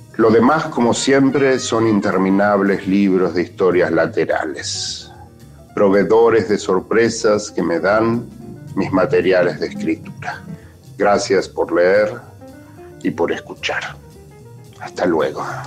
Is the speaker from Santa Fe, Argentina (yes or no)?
yes; Rosario, Santa Fe, Argentina; now in New York, United States; Nací en Rosario, pero vivo hace muchísimos años en Nueva York.